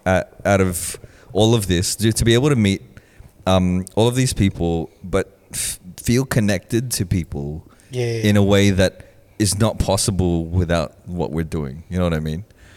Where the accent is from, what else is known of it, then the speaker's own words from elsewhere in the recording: Philippines; like trying to share our experiences of being Filipino.